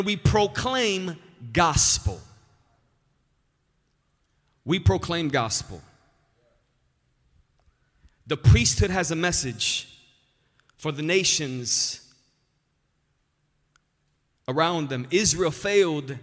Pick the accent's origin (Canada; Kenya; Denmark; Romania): Romania; also born or lived in Albany Park, Chicago, United States; now in Chicago, United States; I was born in Romania, moved to Albany Park